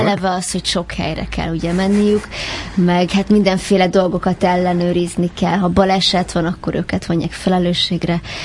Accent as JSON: {"language": "Hungarian", "region": "Budapest", "country": "Hungary", "tie": "born or raised there", "said": "Pesti vagyok, ezt sokszor megkérdőjelezik, vagy ez felszokott merülni, hogy vidéki vagyok, hogy talán van valami íze a beszédemnek, de tőzsgyökeres 18. kerületi vagyok."}